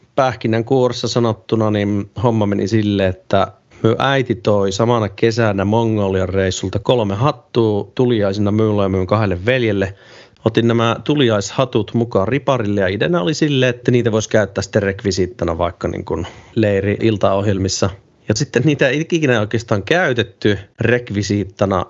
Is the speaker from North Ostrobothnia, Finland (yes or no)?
no; Ilomantsi, North Karelia, Finland; mä oon Ilomantsista Itä-Suomesta kotoisin